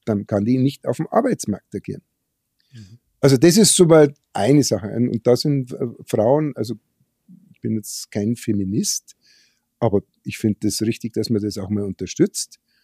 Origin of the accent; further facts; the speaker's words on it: Germany; bei uns in Deutschland